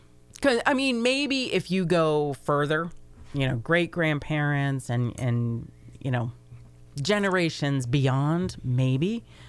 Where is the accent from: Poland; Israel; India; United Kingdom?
United Kingdom; Scotland; But I'm not Irish. I'm Scottish.